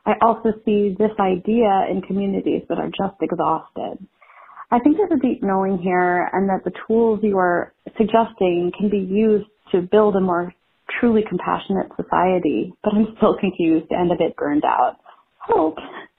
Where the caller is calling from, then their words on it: Maryland, United States; I'm calling from Maryland.